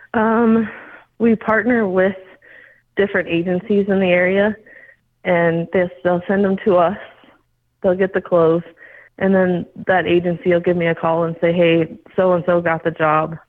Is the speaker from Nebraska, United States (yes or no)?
yes; Scottsbluff, Nebraska, United States; I was born and raised in Scotts Bluff. So I've lived here all my life.